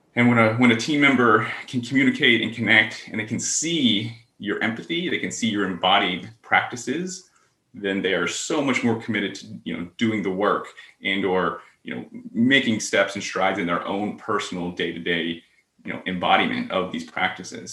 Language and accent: English; Pennsylvania, United States; growing up in Pennsylvania